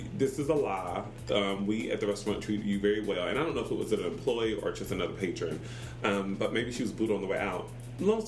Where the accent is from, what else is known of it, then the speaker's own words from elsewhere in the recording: North Carolina, United States; I'm not from South Carolina, I'm from North Carolina